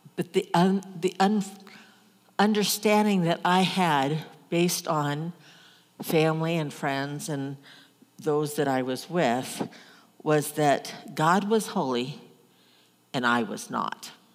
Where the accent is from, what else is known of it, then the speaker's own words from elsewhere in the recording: Omaha, Nebraska, United States; I grew up in Omaha, big city, but my grandparents had a farm.